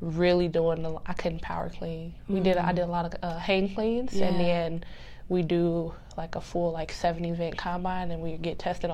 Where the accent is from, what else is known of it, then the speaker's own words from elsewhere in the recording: Midwest, United States; I'm from the Midwest